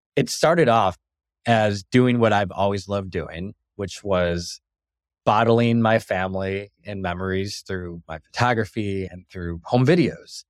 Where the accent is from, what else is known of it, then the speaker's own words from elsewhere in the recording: Bad Axe, Michigan, United States; moved away as an adult; growing up in Bed Ex, Michigan for almost twenty years of my life